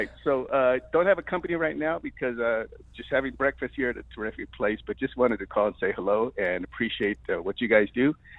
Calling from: Santa Fe, New Mexico, United States; I'm calling from Santa Fe, New Mexico, and it's freezing out here.

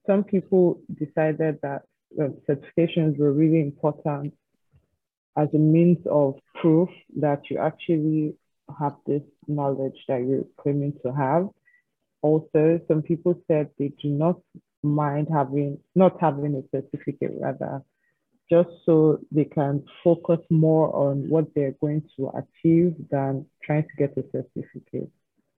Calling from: Nigeria; I'm speaking from Nigeria.

